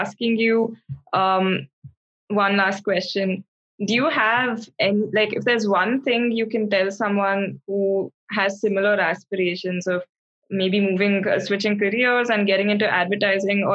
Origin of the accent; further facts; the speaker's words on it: India; I'm from India